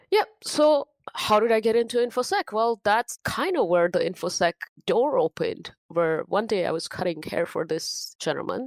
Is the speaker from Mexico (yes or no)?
no; India; English is a second language; moved away as an adult; now in United States; originally I'm from India. I grew up in India.